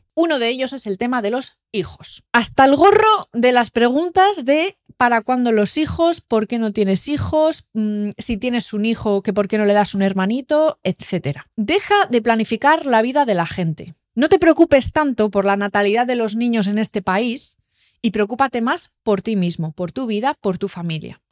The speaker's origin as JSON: {"language": "Spanish", "town": "Sámano", "region": "Cantabria", "country": "Spain", "said": "yo soy de Sámano"}